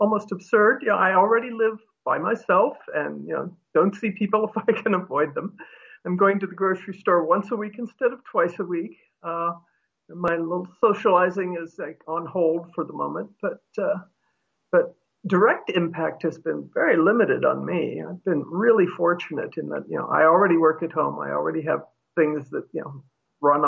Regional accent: United States; being an American, earn enough money to pay for health insurance

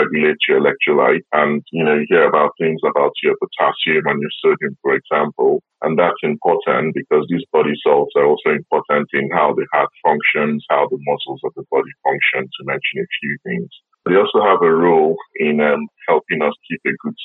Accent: Nigeria; now in United Kingdom; I'm originally from Nigeria, which means I have an Afro-Caribbean heritage.

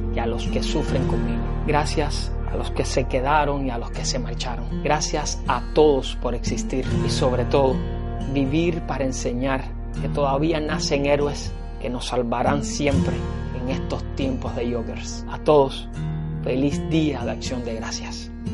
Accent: Cuba; moved away; mi patria, a mi tierra, a mi Cuba

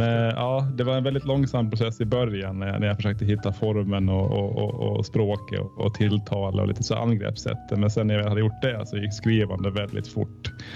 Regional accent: Åland Islands; Jag är ålänning

